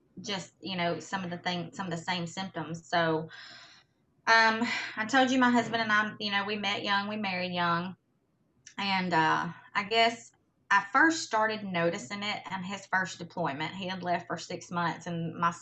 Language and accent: English; Mississippi, United States; moved away as an adult; also born or lived in Hawaii; I was born and raised in Mississippi